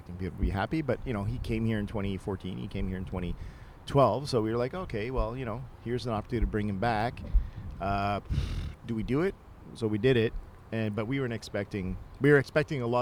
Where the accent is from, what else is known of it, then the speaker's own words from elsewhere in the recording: Canada; we're Canadian